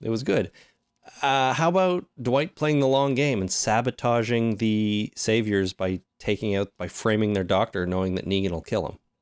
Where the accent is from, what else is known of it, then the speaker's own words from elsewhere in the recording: Canada; Us being Canadian